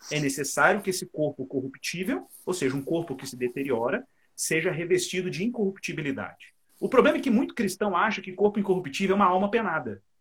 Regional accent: Cabo Frio, Rio de Janeiro, Brazil; Um beijo pro Luciano, um beijo pro Everson, o pessoal da minha terra.

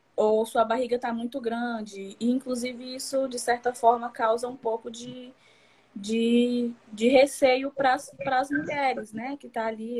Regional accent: Piauí coast, Brazil; eu sou do Piauí, no litoral do Piauí.

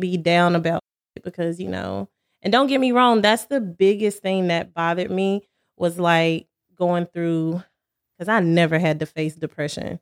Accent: Cherryville, North Carolina, United States; now in Charlotte, United States; I'm from Cherryville, North Carolina

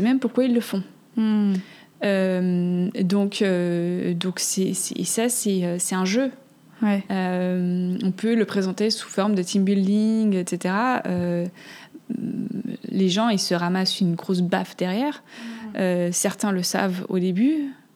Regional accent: Switzerland; j'ai grandi en Suisse

